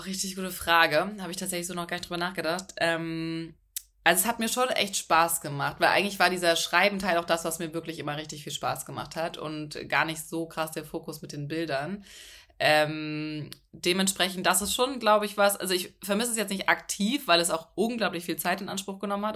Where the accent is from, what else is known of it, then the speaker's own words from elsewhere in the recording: Hamburg, Germany; moved away as an adult; also born or lived in Munich; ich komme aus Hamburg, bin nach München gezogen für ein Praktikum